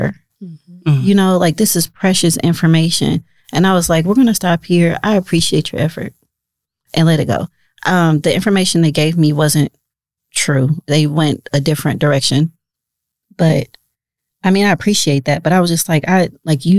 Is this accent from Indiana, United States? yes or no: yes; Indianapolis, Indiana, United States; moved away as an adult; now in Omaha, United States; I am from Indianapolis, Indiana. My people are from Mississippi and Kentucky